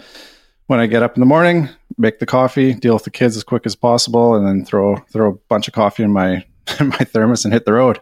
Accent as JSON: {"language": "English", "region": "British Columbia", "country": "Canada", "also_born_or_lived": "Vancouver", "moved": "as an adult", "lives_now": "Sweden", "said": "I'm a Canadian. I live in Sweden now. I'm mar-, married to a Swede, so we've been over here for a couple years. Uh, in Canada, I'm from British Columbia, over on the West Coast."}